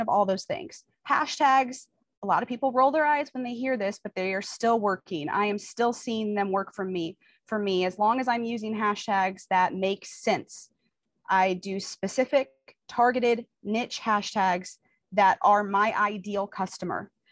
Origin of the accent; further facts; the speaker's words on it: Kansas City, United States; I'm from Kansas City. I live in Kansas City